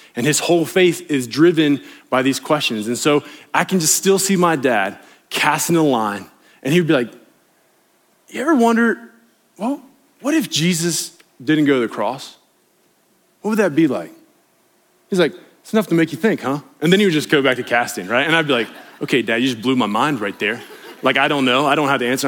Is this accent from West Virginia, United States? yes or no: yes; West Virginia, United States; I grew up on the East Coast in West Virginia